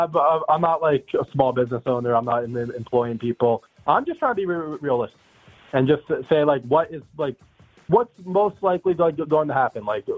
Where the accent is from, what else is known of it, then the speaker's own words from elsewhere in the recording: New Jersey, United States; I'm from New Jersey.